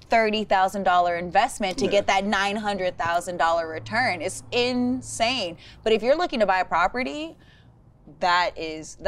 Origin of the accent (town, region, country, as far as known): the Valley, California, United States; moved away as an adult; now in Bay Area, United States